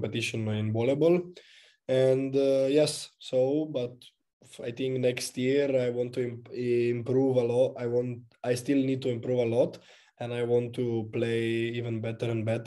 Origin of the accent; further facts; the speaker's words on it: Maribor, Drava, Slovenia; English is a second language; moved away as an adult; now in Verona, Italy; I was born in Maribor and I always lived there, so it's my city.